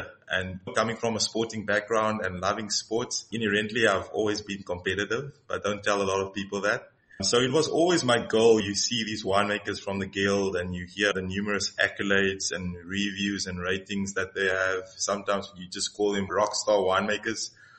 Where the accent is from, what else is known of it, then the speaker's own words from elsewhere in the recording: George, Western Cape, South Africa; Carratara is a small village close to George, where I grew up in the Garden Route.